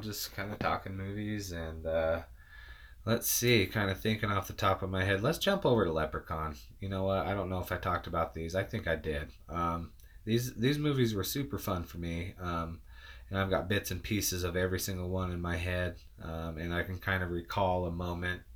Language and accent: English; Utah, United States; I'm from Utah. Um, we don't talk right.